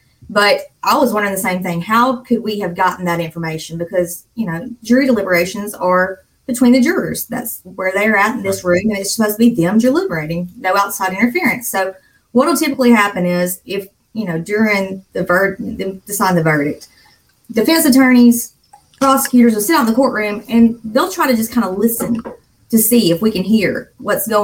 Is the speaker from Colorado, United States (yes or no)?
no; Sullivan, Alabama, United States; accent: Southern; I'm from the South. I'm from Alabama, from a tiny little town called Sullivan